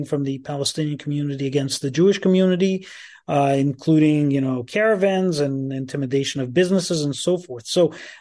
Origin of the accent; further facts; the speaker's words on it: Canada; as Canadians